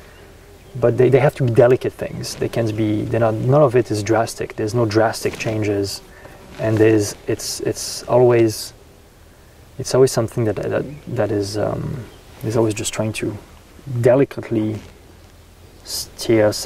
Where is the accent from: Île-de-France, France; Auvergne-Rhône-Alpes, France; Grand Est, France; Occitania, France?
Auvergne-Rhône-Alpes, France; Rhône Valley; English is a second language; moved away as an adult; also born or lived in Burgundy, France; now in Oregon, United States; I grew up in the Rhone Valley. All my family is from the Loire Valley in France, but my parents moved into the Rhone Valley when I was 5 years old